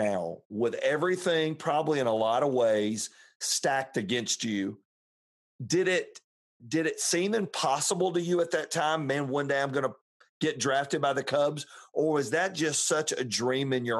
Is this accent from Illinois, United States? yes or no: no; Fayetteville, Georgia, United States; I'm an Atlanta native. So I grew up down in Fayetteville.